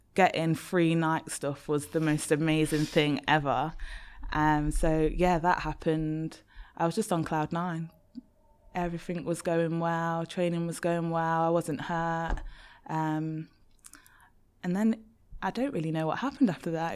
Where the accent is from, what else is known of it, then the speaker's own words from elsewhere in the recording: Leicester, East Midlands, United Kingdom; moved away as an adult; also born or lived in Birmingham; I'm from Leicester